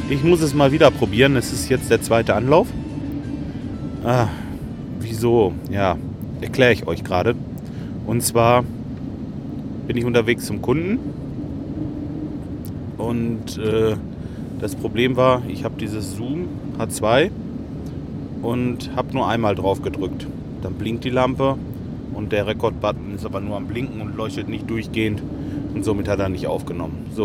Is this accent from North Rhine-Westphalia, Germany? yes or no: yes; Lemgo, North Rhine-Westphalia, Germany; ich komme ja eigentlich aus Lemgo. Lemgo liegt so mh, hm, 15 Kilometer von Detmold weg.